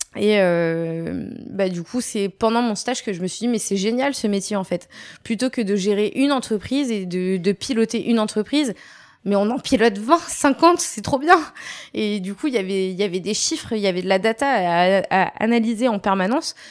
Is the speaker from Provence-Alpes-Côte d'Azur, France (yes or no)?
no; Rouen, Normandy, France; moved away as an adult; je suis née effectivement en Normandie, à Mont-Saint-Aignan, donc euh, c'est à 10 minutes de Rouen